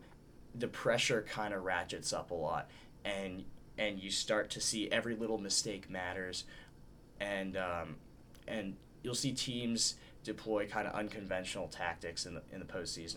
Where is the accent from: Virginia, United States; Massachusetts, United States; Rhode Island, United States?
Virginia, United States; Northern; I'm from Northern Virginia